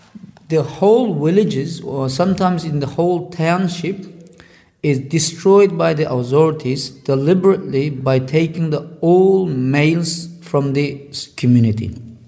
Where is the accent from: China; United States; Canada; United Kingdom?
China; Kucha, Xinjiang; born or raised there; moved away as an adult; now in Australia